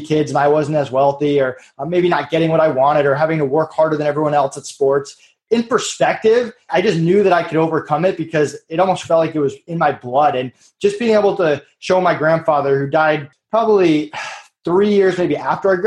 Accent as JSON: {"language": "English", "region": "Massachusetts", "country": "United States", "tie": "born or raised there", "said": "I grew up in Massachusetts."}